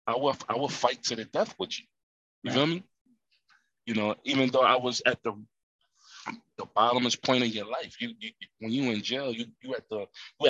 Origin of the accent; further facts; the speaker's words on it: Camden, New Jersey, United States; I'm from Camden, New Jersey. We was considered the poorest city in America